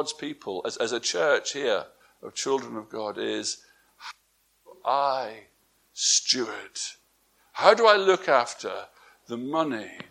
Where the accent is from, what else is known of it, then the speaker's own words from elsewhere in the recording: England, United Kingdom; moved away; my wife and I, we're from England